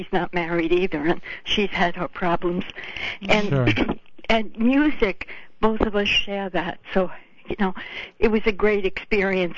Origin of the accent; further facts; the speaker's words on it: Westchester County, New York, United States; I'm from New York, Westchester County.